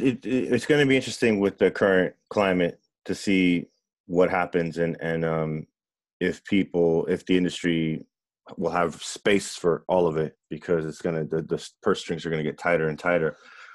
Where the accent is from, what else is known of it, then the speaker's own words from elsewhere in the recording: Miami, Florida, United States; It's about a young kid growing up in Miami who's mixed race and has a really abusive stepfather, and unfortunately mine was abusive.